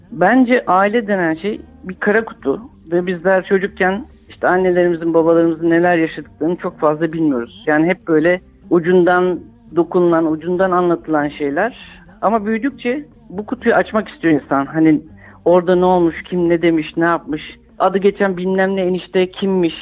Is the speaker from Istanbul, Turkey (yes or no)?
yes; Istanbul, Turkey; İstanbul'a geldikten sonra da işte oturduğumuz mahallede Ermeni ve Rum komşularımız vardı. Onlarla büyüdük